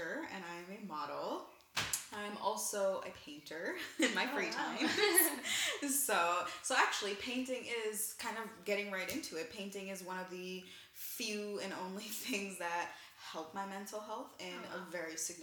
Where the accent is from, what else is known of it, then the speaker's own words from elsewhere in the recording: Milwaukee, Wisconsin, United States; moved away as an adult; now in New York, United States; I am originally from Milwaukee, Wisconsin, and about two and a half years ago, I moved to New York.